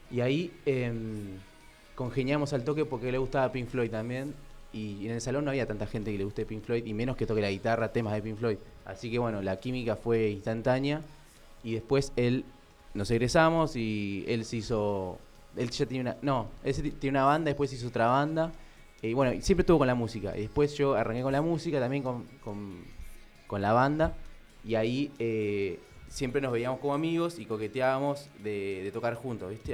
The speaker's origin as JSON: {"language": "Spanish", "town": "Luis Guillón", "region": "Buenos Aires Province", "country": "Argentina", "said": "yo soy de Luis Guillón"}